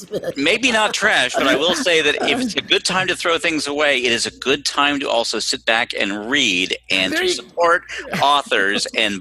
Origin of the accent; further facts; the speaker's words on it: Los Angeles, California, United States; I grew up here in Los Angeles.